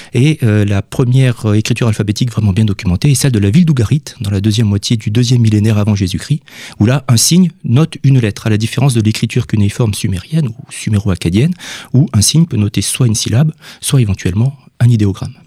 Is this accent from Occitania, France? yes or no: yes; Villefranche-de-Rouergue, Occitania, France; je viens de Villefranche-de-Rouergue